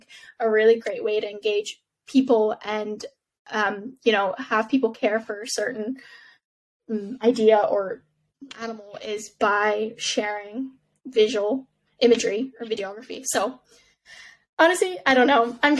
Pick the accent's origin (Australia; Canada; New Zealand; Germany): Canada; also born or lived in Middle East; when I grew up in the Middle East, people ask you, where are you from when you're in the Middle East? And my answer was always, oh, I'm from Canada, because my dad's Canadian.